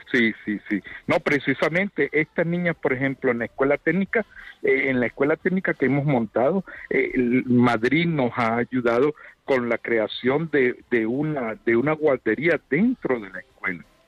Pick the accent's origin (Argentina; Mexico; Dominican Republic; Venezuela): Venezuela; moved away as an adult; now in Uganda; soy venezolano de nacimiento y bueno, eh, me ha tocado también vivir la experiencia de, de dejar Venezuela